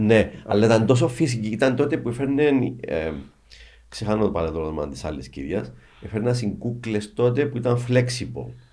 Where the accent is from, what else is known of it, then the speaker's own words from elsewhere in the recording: Cyprus; είμαστε από την Κύπρο, είμαι με την αδελφή μου